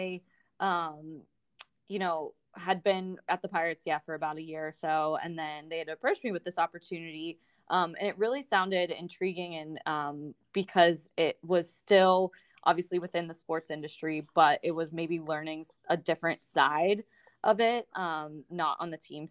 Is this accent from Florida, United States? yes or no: no; Pittsburgh, Pennsylvania, United States; moved away as an adult; also born or lived in St. Louis / Denver; it was in my hometown